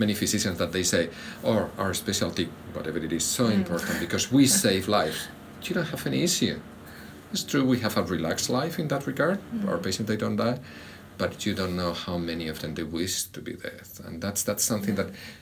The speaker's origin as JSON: {"language": "English", "country": "Spain", "tie": "born or raised there", "second_language": "English", "moved": "as an adult", "said": "so that's my accent, I grew up and did my training in Spain"}